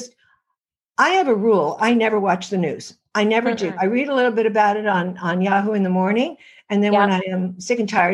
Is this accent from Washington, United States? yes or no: no; New York City, New York, United States; I am from New York City